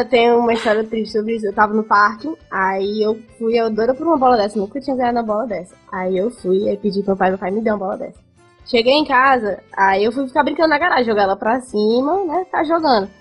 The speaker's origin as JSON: {"language": "Portuguese", "town": "Fortaleza", "region": "Ceará", "country": "Brazil", "tie": "born or raised there", "also_born_or_lived": "Brasília", "said": "eu fui parida em Brasília, mas com dois anos eu vim aqui pra Fortaleza. E aí, né? Hum. Só, só, só, só, só sou do Ceará"}